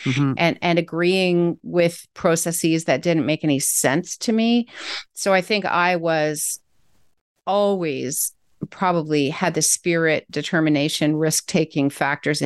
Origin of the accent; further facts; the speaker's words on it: Canada; I'm a Canadian citizen doing work in the States.